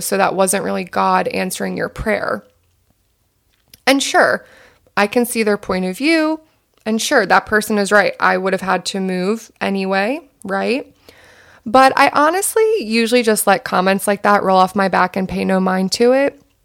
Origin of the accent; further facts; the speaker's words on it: southern New Jersey, United States; also born or lived in North Carolina; now in Los Angeles, United States; I grew up in southern New Jersey.